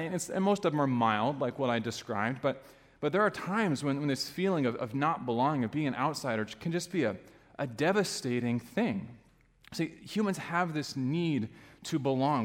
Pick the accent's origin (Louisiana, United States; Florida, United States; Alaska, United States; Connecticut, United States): Alaska, United States; now in Michigan, United States; I grew up in Alaska